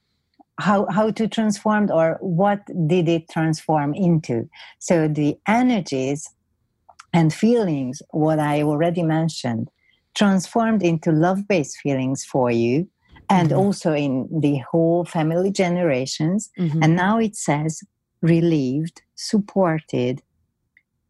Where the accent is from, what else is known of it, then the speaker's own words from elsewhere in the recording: Hungary; accent: Hungarian; English is a second language; I'm Hungarian, so that's why you can hear my funny accent